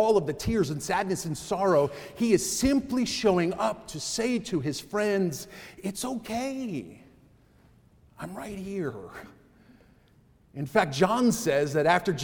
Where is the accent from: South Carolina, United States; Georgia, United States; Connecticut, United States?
Connecticut, United States; as a kid from growing up in Connecticut